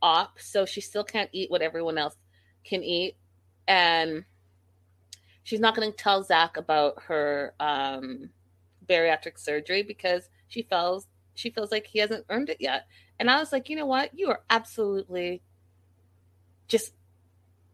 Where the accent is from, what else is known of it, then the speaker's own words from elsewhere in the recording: Canada; I'm Canadian